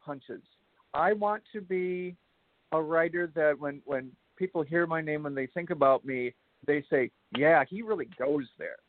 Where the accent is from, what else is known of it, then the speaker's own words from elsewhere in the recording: Wisconsin, United States; I'm from Wisconsin.